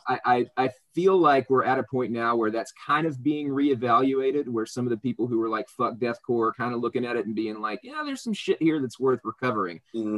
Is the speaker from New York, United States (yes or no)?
no; El Dorado, Arkansas, United States; moved away as an adult; now in South Carolina, United States; I'm from El Dorado, Arkansas